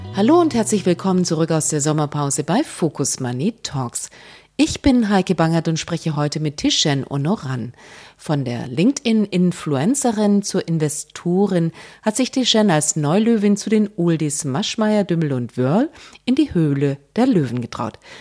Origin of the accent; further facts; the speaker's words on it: Stuttgart, Baden-Württemberg, Germany; ich bin in Stuttgart geboren. Es war sehr konservativ. ja. Wir sind dann aufs Land gezogen